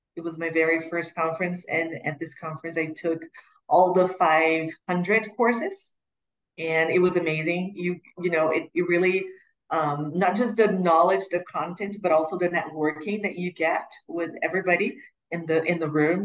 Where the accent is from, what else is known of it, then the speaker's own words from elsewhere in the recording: Curitiba, Paraná, Brazil; also born or lived in United States; was born and raised in Curitiba, where the school is, southern Brazil.